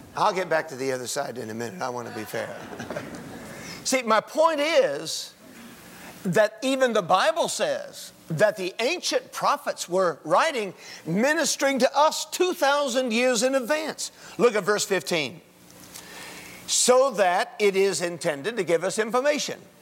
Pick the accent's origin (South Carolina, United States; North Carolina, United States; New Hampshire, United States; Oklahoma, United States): North Carolina, United States; Winston-Salem; I'm from Winston-Salem, North Carolina